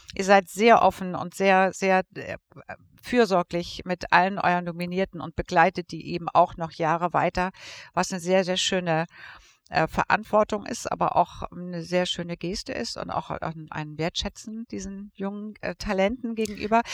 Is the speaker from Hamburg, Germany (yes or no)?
yes; Hamburg, Germany; Radiosender in Hamburg, meiner Heimatstadt.